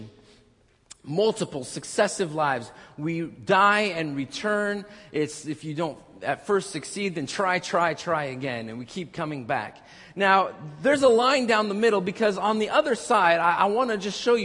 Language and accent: English; Orange, California, United States; the Orange Circle, my hometown over there